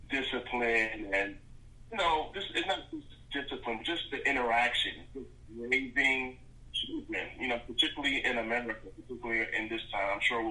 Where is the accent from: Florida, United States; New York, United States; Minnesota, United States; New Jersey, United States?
New Jersey, United States; Newark; I'm from Newark, New Jersey. So from kindergarten all the way up until I went to college, I was in the majority when it came to, you know, race in school.